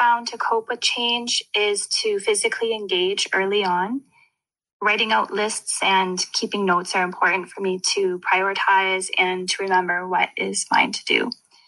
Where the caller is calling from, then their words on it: Winnipeg, Manitoba, Canada; I'm calling from Winnipeg, Manitoba.